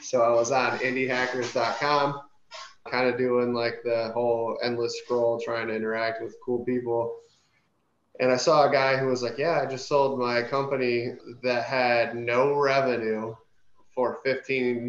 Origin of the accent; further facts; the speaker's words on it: Michigan, United States; moved away as an adult; now in Dallas, United States; I live here in Dallas. I'm from Michigan originally.